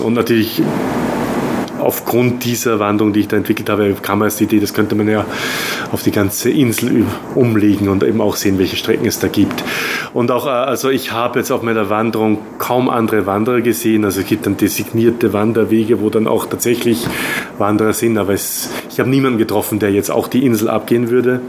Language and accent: German; Austria; now in Taiwan; Ich bin Österreicher